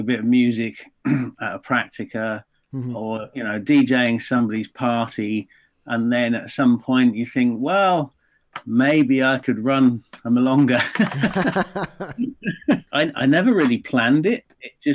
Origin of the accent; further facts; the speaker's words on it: England, United Kingdom; I'm English